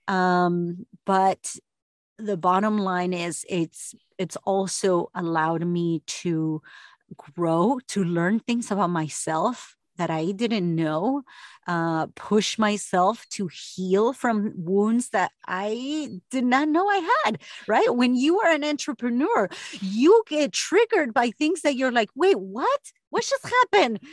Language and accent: English; Argentina; now in United States; I was the first of s, s, eight kids to graduate here in the U S because I'm from Argentina